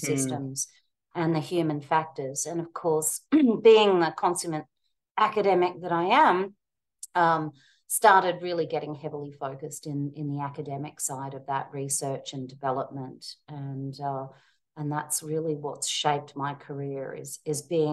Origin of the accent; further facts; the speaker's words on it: Queensland, Australia; moved away as an adult; also born or lived in Melbourne, Australia / London, United Kingdom; now in United States; I'm a Queenslander who migrated to Melbourne and obviously grew up in Australia, lived there most of my life